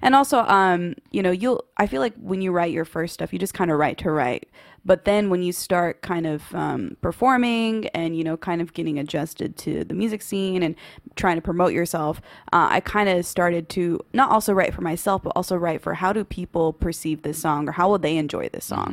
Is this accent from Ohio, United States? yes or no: no; Waco, Texas, United States; little kid, just, um, growing up in Waco, Texas.